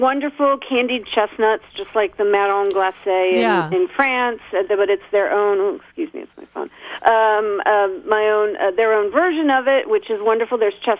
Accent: Northern Virginia, United States; I grew up in Northern Virginia. So yeah, I was definitely one of the weird ethnic kids.

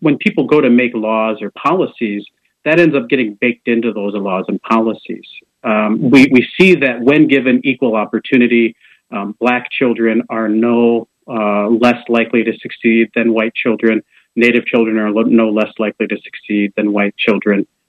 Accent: Preston, Iowa, United States; moved away as an adult; now in Des Moines, United States; I'm originally from Preston, Iowa. That's with a P. Um, oh, okay. In, in eastern Iowa, uh, Jackson County, town of about 950 people. I'm the fifth of 10 kids.

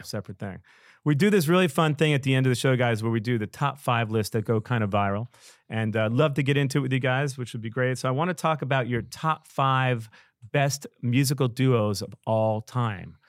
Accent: New York City, New York, United States; I'm a New Yorker.

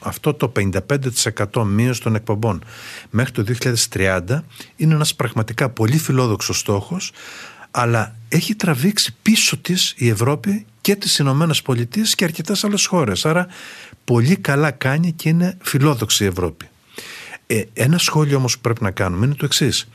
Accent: Greece

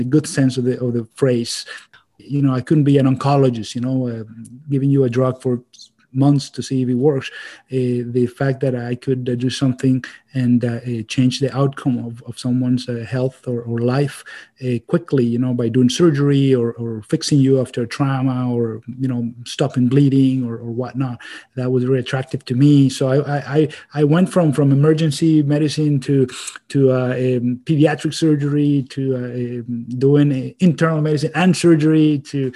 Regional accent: Venezuela; moved away as an adult; also born or lived in Ann Arbor, Michigan; now in Maine, United States; I'm originally from Venezuela, so I'm an immigrant

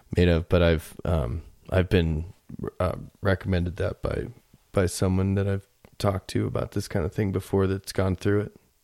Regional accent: Florida, United States; now in Colorado, United States; I grew up in Florida

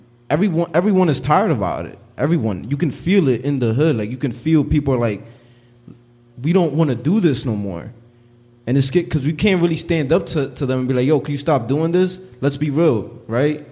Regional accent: Philadelphia, Pennsylvania, United States; growing up in North Philly

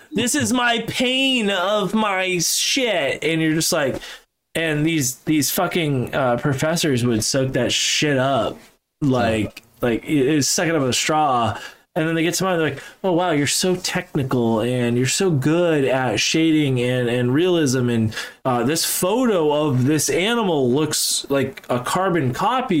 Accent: Falmouth, Massachusetts, United States; moved away as an adult; now in New Hampshire, United States; So I'm from Massachusetts. I'm from Falmouth, the armpit of Cape Cod

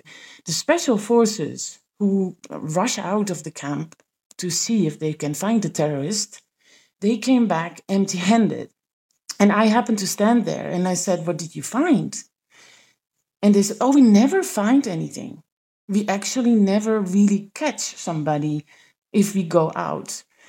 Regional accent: Netherlands; I came from the Netherlands, where I was covering the parliament, so basically we were in a way embedded within that building in The Hague.

